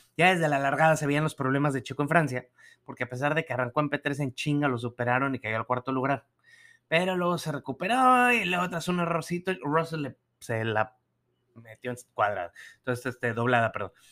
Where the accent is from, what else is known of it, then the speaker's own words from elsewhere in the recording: Nuevo León, Mexico; allá en mi tierra